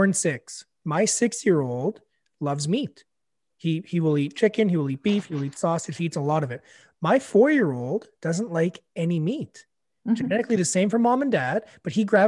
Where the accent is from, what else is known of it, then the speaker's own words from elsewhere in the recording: Canada; we're Canadian